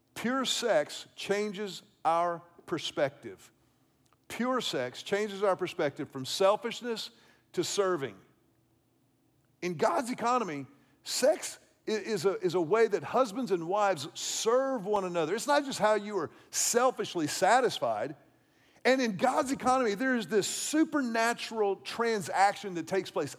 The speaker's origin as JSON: {"language": "English", "town": "Houston", "region": "Texas", "country": "United States", "tie": "born or raised there", "said": "When I was a child growing up in Houston"}